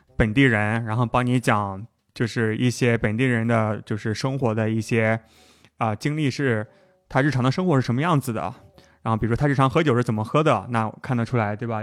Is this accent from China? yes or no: yes; China; 我是中国来的